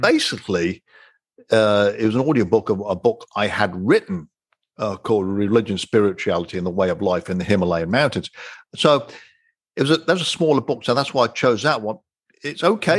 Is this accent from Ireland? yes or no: no; England, United Kingdom; moved away; growing up in England